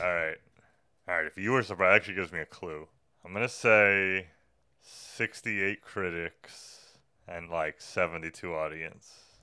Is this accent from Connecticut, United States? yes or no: no; New York City, New York, United States; just being a New Yorker